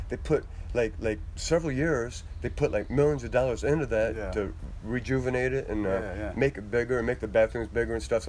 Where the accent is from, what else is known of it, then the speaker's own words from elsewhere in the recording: Ann Arbor, Michigan, United States; also born or lived in Bloomfield Hills / Lake Orion / Shelby / Utica; now in Clarkston, United States; I'm originally from Ann Arbor.